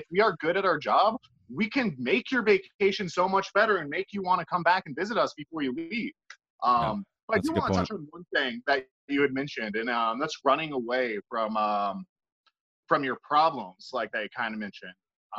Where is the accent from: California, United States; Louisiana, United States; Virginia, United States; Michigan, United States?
Virginia, United States; Richmond; I used to think that way about my home state and my home city, Richmond, Virginia.